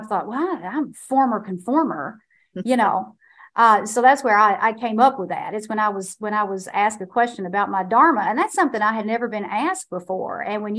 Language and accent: English; Kentucky, United States; And I was born and raised in Eastern Kentucky. And I inherited everything that comes along with being raised in a place that is a deep poverty pocket.